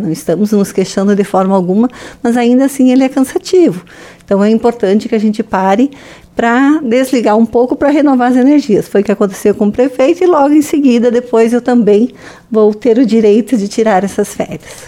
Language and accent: Portuguese; Marmeleiro, Paraná, Brazil; moved away; para quem é de Marmeleiro, de onde eu vim, para quem conhece a nossa região e nos tempos que eu fui uh, criança, enfim, morei lá